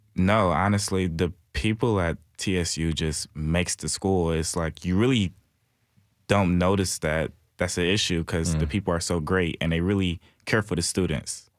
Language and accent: English; Detroit, Michigan, United States; moved away as an adult; now in Nashville, United States; I'm from Detroit, Michigan